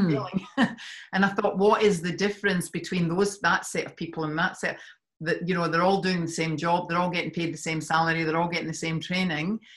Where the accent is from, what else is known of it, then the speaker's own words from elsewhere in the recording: Scotland, United Kingdom; now in Australia; I'm from Scotland